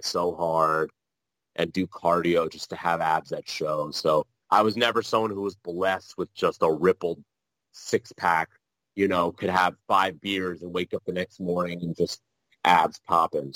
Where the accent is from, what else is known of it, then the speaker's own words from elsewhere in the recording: New Jersey, United States; I am from Jersey